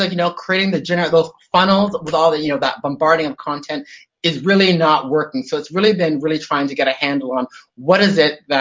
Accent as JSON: {"language": "English", "town": "Toronto", "region": "Ontario", "country": "Canada", "moved": "as an adult", "lives_now": "Sydney, Australia", "said": "I live in Sydney, Australia, but as you can tell by my lack of Aussie accent, I'm originally from Toronto, Canada. So I've been here in Sydney down under for about 21 years"}